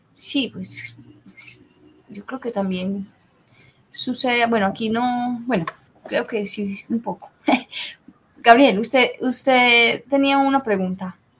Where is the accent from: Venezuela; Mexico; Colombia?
Colombia